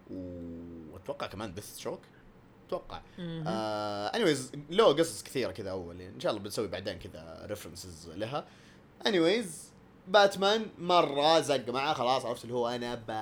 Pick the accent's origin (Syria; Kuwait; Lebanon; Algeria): Lebanon; انا اصلي لبناني